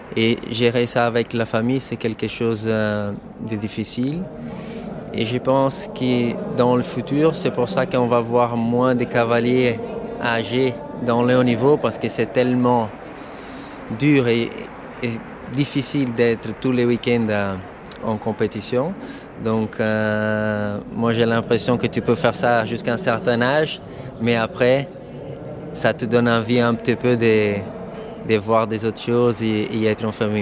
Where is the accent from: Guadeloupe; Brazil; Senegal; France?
Brazil; São Paulo; French is a second language; moved away; J'ai grandi au Brésil, Petit garçon qui montait à cheval à São Paulo